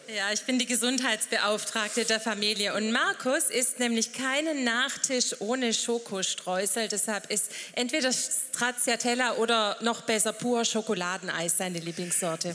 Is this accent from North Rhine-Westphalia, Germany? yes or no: no; St. Johann, Baden-Württemberg, Germany; wir kommen von der rauen Alp, wo es aber auch heute bestimmt ganz schön warm ist. St. Johann, Bleichstetten